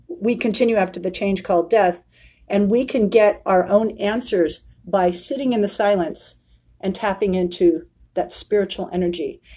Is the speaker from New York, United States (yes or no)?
no; San Francisco, California, United States; moved away as an adult; now in Prescott, United States; from San Francisco, which is my hometown. I'm born and raised there.